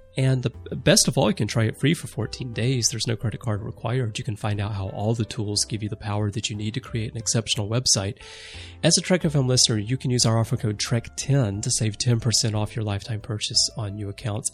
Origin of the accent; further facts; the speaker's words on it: United States; I'm American